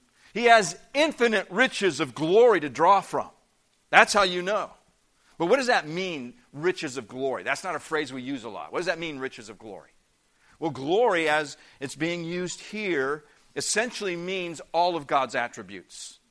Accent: Indiana, United States; moved away; also born or lived in Peoria, Illinois; I grew up in the Midwest part of the country. I grew up in the state of Indiana.

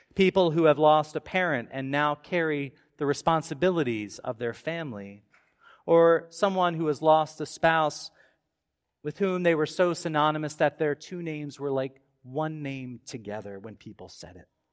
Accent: Baltimore suburbs, Maryland, United States; As a kid growing up in the Baltimore suburbs

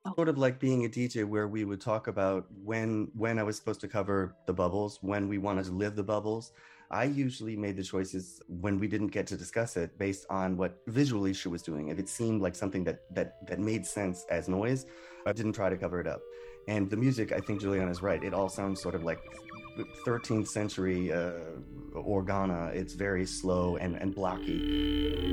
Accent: Detroit, Michigan, United States; moved away; also born or lived in California; growing up in Detroit

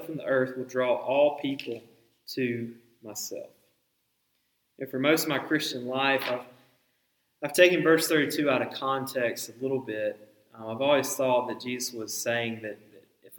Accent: the Bible Belt, United States; growing up in the Bible Belt, I've lived in the Bible Belt for 3 decades.

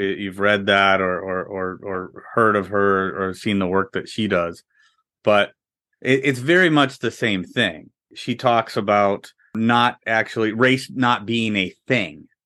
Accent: Midwest, United States; also born or lived in Orlando, Florida; we're from the Midwest

